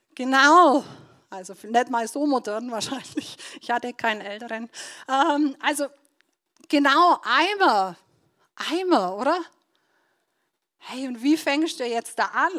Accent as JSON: {"language": "German", "town": "Donauwörth", "region": "Bavaria", "country": "Germany", "tie": "born or raised there", "moved": "yes", "lives_now": "Nördlingen, Germany", "said": "dass ich in Donauwörth aufgewachsen bin. Also ich komme ursprünglich aus Donauwörth"}